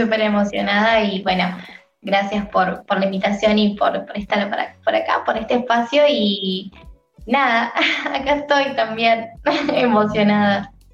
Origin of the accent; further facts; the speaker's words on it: San Luis, Argentina; soy de San Luis, la ciudad de San Luis, de Argentina